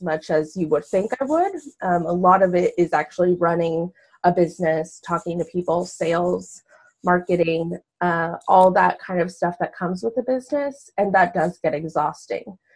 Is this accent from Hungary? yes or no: no; Mexico; moved away as an adult; now in United States; I was born in Mexico and moved to the U.S. at almost 18 and went to school here